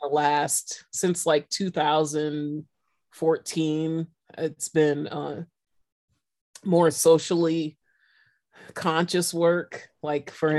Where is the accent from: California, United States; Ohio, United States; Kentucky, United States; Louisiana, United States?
California, United States; San Francisco; I'm a city kid mm-hmm. and I'm from San Francisco